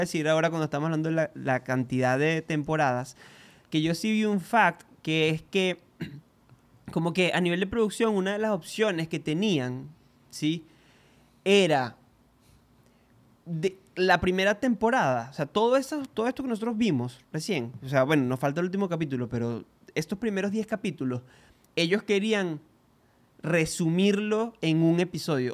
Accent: Venezuela; nosotros somos venezolanos

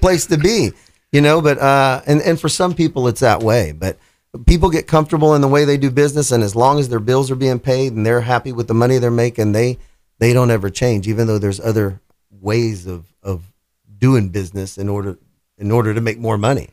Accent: Houston, Texas, United States; moved away; I'm from Houston and I had owned three different businesses down there

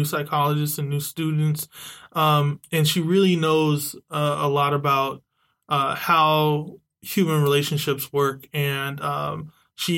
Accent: San Diego, California, United States; now in Bay Area, United States; I was actually a Mira Mesa Charger. I actually wore the blue and gold. I'm from San Diego. It was a big deal to actually be the hometown team in my Pop Warner.

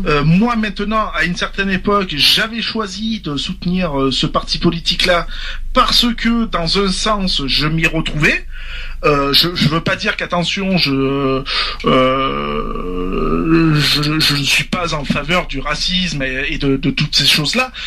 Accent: France; je suis un Français, je défends mon pays, j'aime mon pays

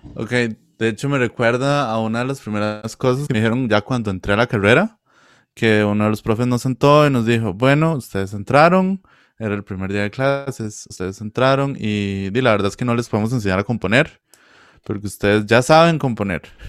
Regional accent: Cachí, Cartago, Costa Rica; yo soy de Cachí de Cartago

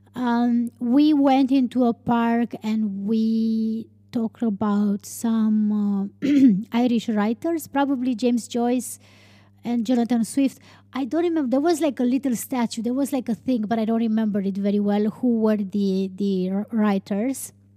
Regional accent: Romania; English is a second language; in Dublin was probably the first time when, when I was telling people that I'm from Romania.

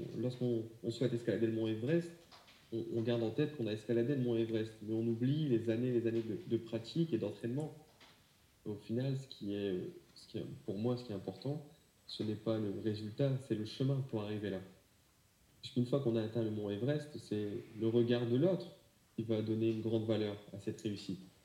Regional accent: France; chez nous en France

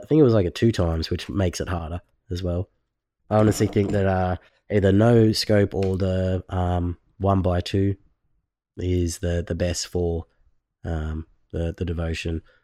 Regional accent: Australia; I'm from Australia

